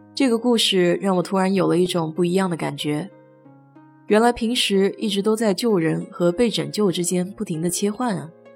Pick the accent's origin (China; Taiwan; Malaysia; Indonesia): China; now in United States; 我们中国人打碎玩，喜欢来句碎碎平安